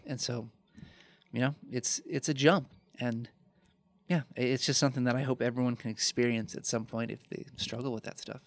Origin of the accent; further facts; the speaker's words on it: Chicago, Illinois, United States; moved away as an adult; also born or lived in Fort Wayne, Indiana / Aurora, Illinois; my hometown where I grew up, in Chicago